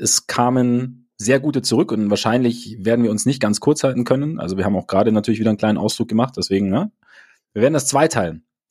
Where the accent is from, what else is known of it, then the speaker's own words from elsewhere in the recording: Munich, Bavaria, Germany; bei uns in München